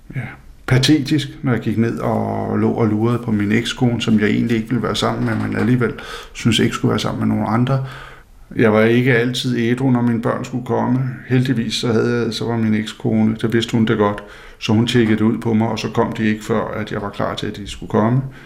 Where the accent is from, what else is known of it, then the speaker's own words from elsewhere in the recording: Faroe Islands; jeg kommer fra Færøerne, øh, hvor der er øh, et fiskersamfund, hvor der er meget religiøsitet og meget dobbeltmoral